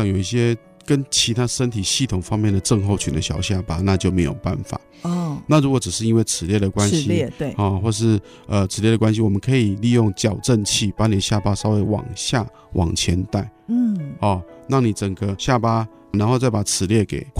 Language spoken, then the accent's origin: Chinese; Taiwan; 但是在我们台湾人、华人来讲，就是蛮高的。